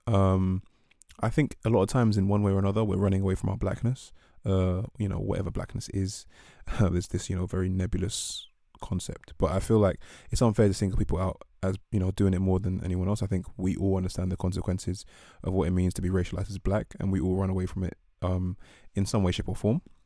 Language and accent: English; England, United Kingdom; where I grew up, which is the U K